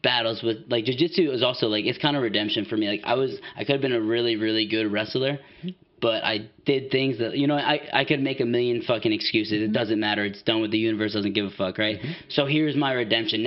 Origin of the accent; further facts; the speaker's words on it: East Coast, United States; now in Washington, United States; I'm from the East Coast